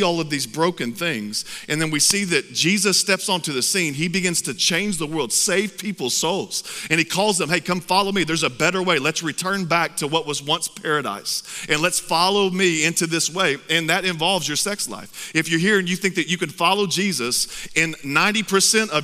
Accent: Texas, United States; I'm from Texas. I'm proud to be from Texas.

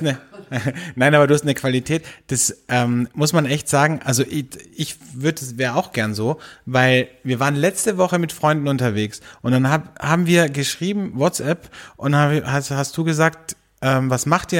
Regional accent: Austria; bei uns in Österreich

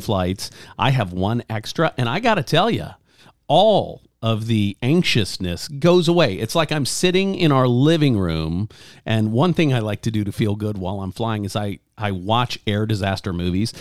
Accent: Louisiana, United States; moved away; I grew up in Louisiana

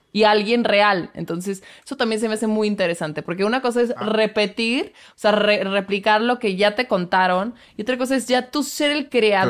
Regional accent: Querétaro, Mexico; Querétaro, de donde soy yo

